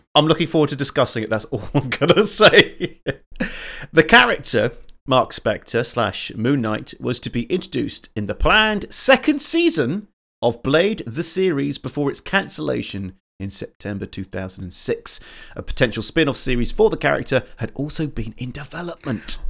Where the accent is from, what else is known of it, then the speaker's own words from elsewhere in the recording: England, United Kingdom; I'm a Southerner